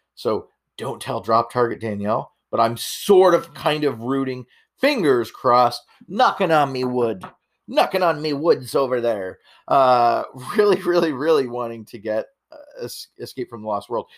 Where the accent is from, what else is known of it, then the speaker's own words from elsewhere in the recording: Canada; I'm Canadian